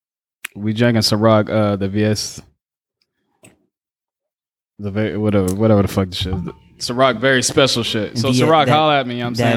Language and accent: English; Philadelphia, Pennsylvania, United States; I'm from Philly.